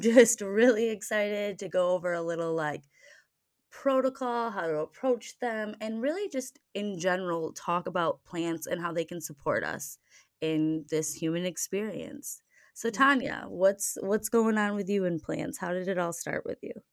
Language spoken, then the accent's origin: English; Michigan, United States; I grew up in Michigan, so our family went camping a lot